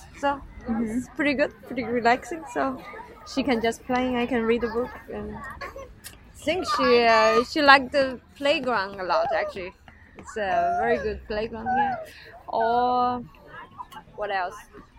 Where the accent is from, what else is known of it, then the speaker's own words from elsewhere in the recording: China; English is a second language; now in Copenhagen, Denmark; So, also, in China, I'm from China. So, the place I'm coming from, the zoo is not so well designed and the animal is not so happy, so I didn't like it.